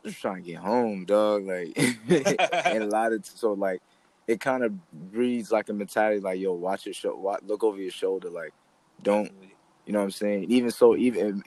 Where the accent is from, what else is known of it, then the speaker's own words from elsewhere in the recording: New York City, New York, United States; I'm from East Flatbush.